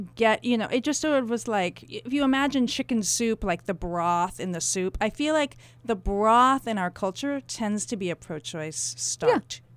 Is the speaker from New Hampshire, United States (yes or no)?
yes; Canterbury, New Hampshire, United States; I grew up in Canterbury, New Hampshire